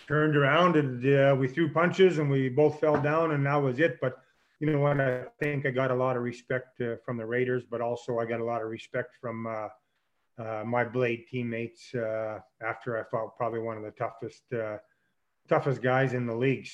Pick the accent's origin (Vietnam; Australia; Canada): Canada; Saskatchewan; as a kid growing up in Saskatchewan